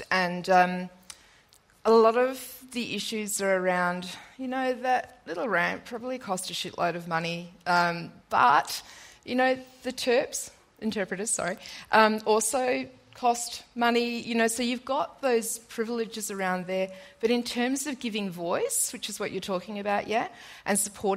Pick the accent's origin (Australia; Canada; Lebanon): Australia; Ballardong Country, Western Australia; I come from Ballardong Country in WA